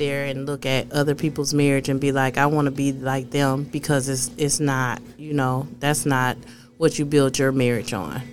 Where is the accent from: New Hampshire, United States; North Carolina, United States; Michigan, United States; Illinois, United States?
Michigan, United States; Flint; I'm from Flint.